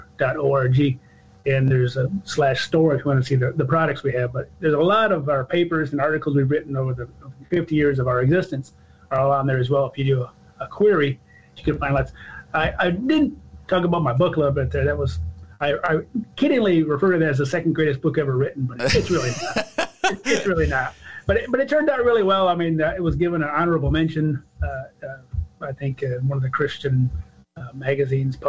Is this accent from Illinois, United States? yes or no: no; Michigan, United States; I grew up in Michigan